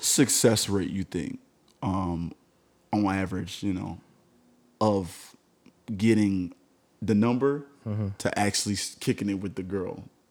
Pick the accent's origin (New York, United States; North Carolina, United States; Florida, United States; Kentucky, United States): Florida, United States; Miami-Dade County; I'm from Miami-Dade County.